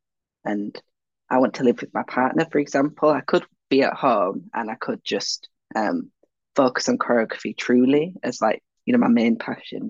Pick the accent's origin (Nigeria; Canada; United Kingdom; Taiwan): United Kingdom; Leeds, Yorkshire and the Humber; I'm from Leeds